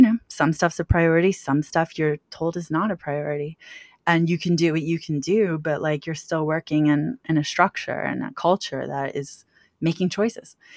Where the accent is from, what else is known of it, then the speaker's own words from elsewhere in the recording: Washington, District of Columbia, United States; I grew up in Washington D.C., so I grew up around, you know, lobbyists and lawyers and things like